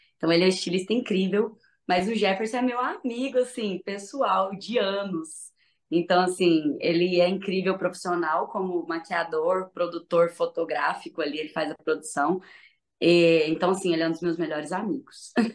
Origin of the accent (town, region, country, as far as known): Uberlândia, Minas Gerais, Brazil; accent: mineiro